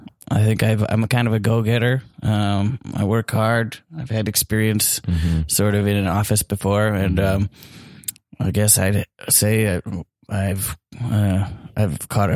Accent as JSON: {"language": "English", "region": "Wisconsin", "country": "United States", "said": "I'm from the Wisconsin, and there's a lot of lakes up north, so actually I've caught great northerns."}